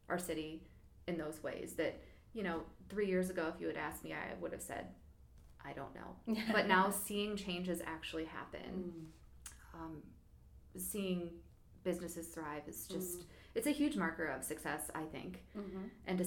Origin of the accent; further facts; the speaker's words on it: Geauga County, Ohio, United States; moved away as an adult; now in Cuyahoga Falls, United States; I did not grow up in Cuyahoga Falls. I grew up in Geauga County in Amish country